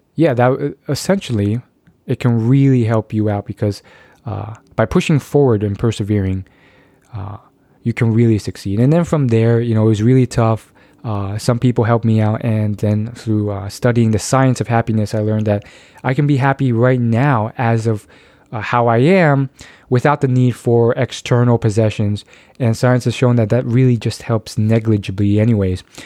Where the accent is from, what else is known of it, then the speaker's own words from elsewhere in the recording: United States; I was born in the United States of America